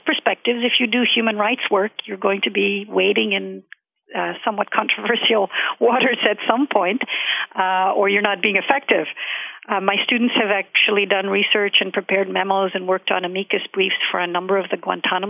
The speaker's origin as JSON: {"language": "English", "town": "Lahore", "region": "Punjab", "country": "Pakistan", "tie": "born or raised there", "also_born_or_lived": "San Francisco", "moved": "yes", "lives_now": "Boston, United States", "said": "my experience growing up in Pakistan, living through two wars and having a foot in East and West"}